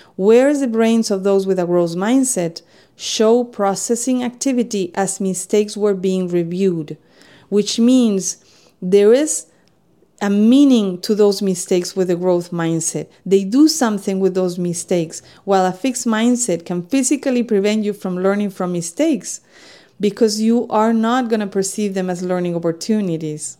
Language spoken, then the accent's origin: English; Spain; English is a second language; moved away as an adult; now in United States